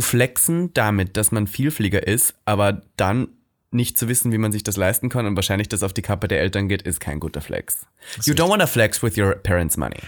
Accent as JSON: {"language": "German", "country": "Austria", "tie": "born or raised there", "moved": "yes", "lives_now": "Germany", "said": "meine Heimat Österreich"}